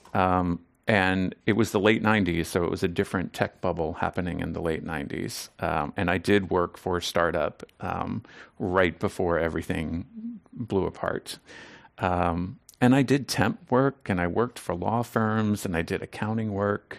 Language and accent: English; Southern Maryland, United States; now in San Francisco, United States; I grew up in Southern Maryland, um, outside of Washington, D C